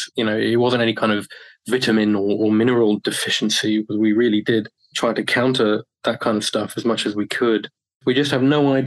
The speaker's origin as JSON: {"language": "English", "country": "United Kingdom", "also_born_or_lived": "Japan"}